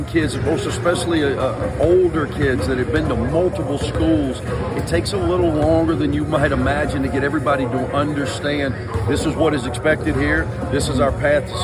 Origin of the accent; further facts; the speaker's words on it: Mississippi, United States; I grew up in Mississippi, so coaching the flagship university in your home state for 12 years